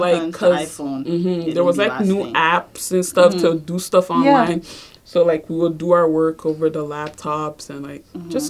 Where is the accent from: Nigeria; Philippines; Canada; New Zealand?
Nigeria; moved away; Well, we're not from here, right? So, like, we're from Nigeria. I was born there, and, like, we used to travel back and forth.